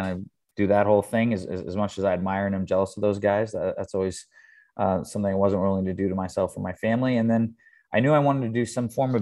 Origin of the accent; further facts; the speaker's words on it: Thousand Oaks, California, United States; also born or lived in Houston, Texas; now in Manhattan Beach, United States; I live in Manhattan Beach, California, but not too far from my hometown, Thousand Oaks